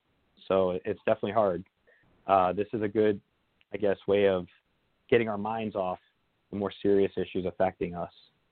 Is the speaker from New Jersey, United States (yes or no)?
yes; New Jersey, United States; I'm from New Jersey originally. A lot of people I know up there are suffering really badly.